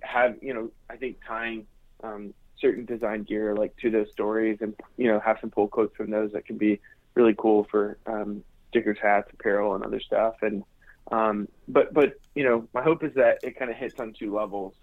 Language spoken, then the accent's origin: English; United States; being American